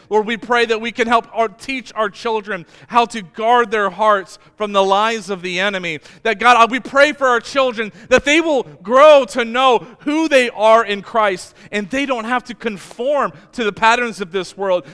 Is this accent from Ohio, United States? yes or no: yes; Amish country in Ohio, United States; I grew up in Amish country in Ohio